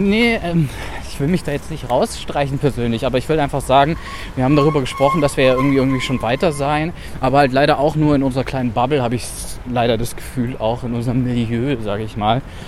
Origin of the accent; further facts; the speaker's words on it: Swabia, Baden-Württemberg, Germany; accent: Swabian; moved away; also born or lived in Munich; Also ich komme ja aus Baden-Württemberg, aus Schwaben, wie man vielleicht hm mir auf jeden Fall äh, anhört